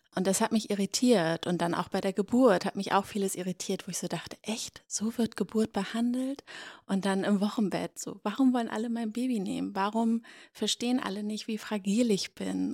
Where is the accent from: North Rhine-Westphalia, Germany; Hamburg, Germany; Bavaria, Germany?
Hamburg, Germany; now in Berlin, Germany; Ich komme aus Hamburg ursprünglich